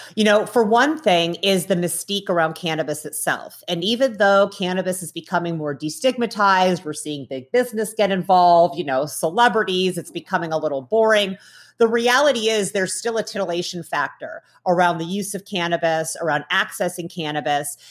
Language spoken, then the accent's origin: English; Midwest, United States; I grew up in the Midwest in the nineteen nineties